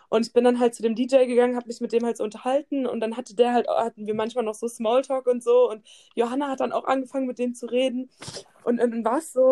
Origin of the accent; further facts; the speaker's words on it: Aschaffenburg, Bavaria, Germany; nee, aus Aschaffenburg.